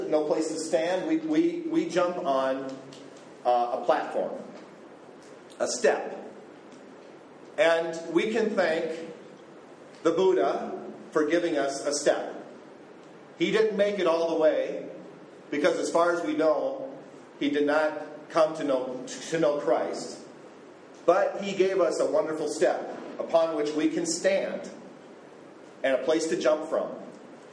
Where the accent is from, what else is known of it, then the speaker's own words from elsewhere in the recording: United States; moved away as an adult; now in Cambodia; I'm American